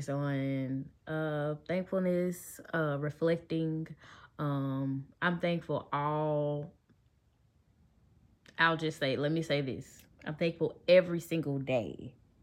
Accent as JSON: {"language": "English", "town": "Memphis", "region": "Tennessee", "country": "United States", "said": "I am from Memphis"}